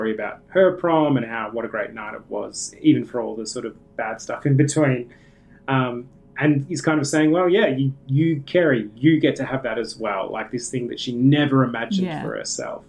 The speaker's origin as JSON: {"language": "English", "country": "Australia", "said": "as an Australian"}